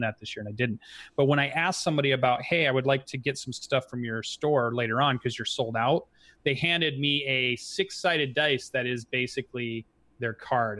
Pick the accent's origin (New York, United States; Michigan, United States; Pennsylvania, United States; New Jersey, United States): Michigan, United States; Kalamazoo; from my hometown